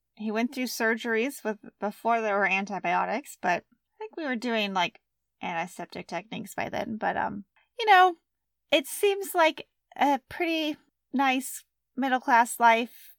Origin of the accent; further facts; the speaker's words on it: United States; We're very American